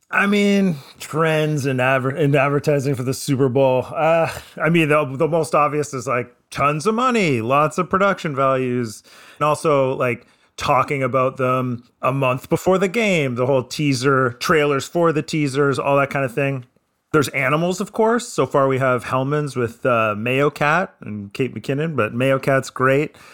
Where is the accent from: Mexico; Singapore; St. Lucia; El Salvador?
Singapore; I'm Singaporean. No.